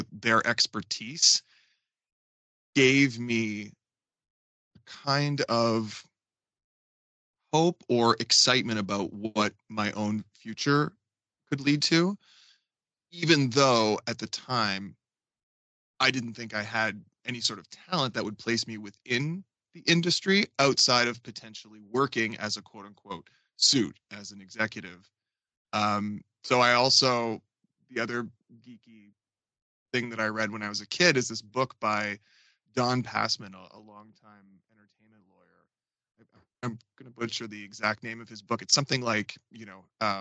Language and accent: English; Fredericton, New Brunswick, Canada; moved away as an adult; also born or lived in Toronto / New York; growing up in Fredericton, so far removed from any of that industry